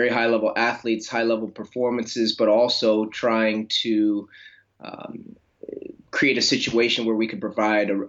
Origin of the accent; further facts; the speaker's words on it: St. Louis, Missouri, United States; also born or lived in Flagstaff, Arizona; I started a running store in St. Louis, where I am now, which was my hometown